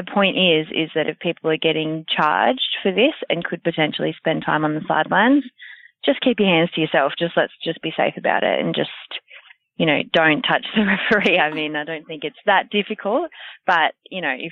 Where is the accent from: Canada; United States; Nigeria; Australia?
Australia; New South Wales; I was born in New South Wales.